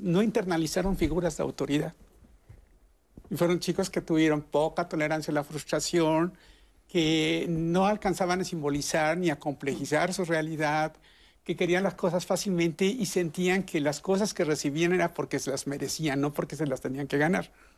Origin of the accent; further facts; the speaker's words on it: Mexico; en México tenemos